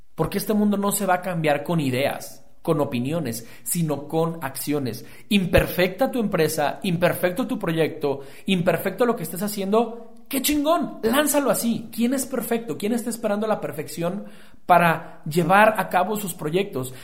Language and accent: Spanish; Guadalajara, Jalisco, Mexico; soy un emprendedor tapatío